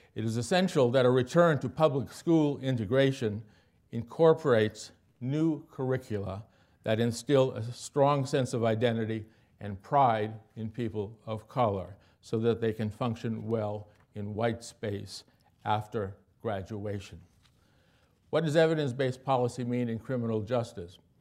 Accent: Milwaukee, Wisconsin, United States; my hometown of Milwaukee

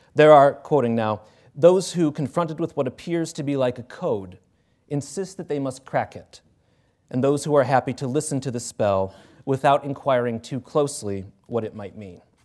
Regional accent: Cleveland, Ohio, United States; I'm from Cleveland

